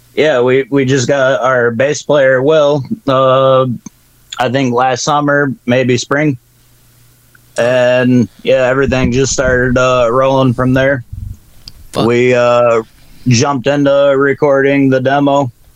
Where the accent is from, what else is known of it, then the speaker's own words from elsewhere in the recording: Battle Creek, Michigan, United States; we're from Battle Creek, Michigan, uh, which is known for Kellogg's